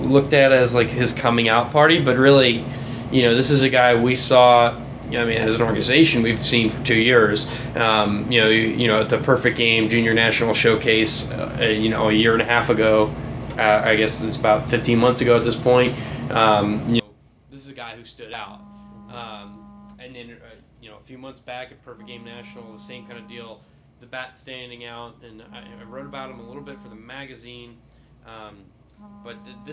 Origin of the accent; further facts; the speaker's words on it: Northeast, United States; I'm from the Northeast